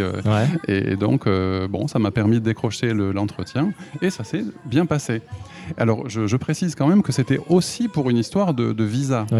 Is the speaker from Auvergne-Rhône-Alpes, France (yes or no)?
no; Toulouse, Occitania, France; moved away as an adult; now in Japan; je suis de Toulouse